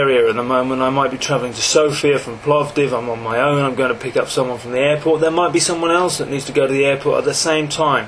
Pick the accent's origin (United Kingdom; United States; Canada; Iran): United Kingdom; England; I'm English, 43 years old